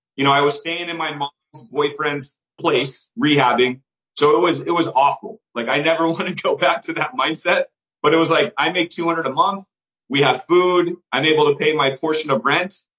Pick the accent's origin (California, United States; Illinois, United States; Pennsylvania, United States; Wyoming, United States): California, United States; Bay Area; I grew up in California